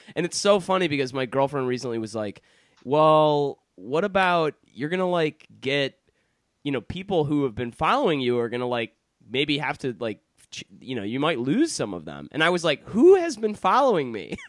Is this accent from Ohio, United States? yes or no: no; Detroit, Michigan, United States; accent: American; I grew up in Detroit, Michigan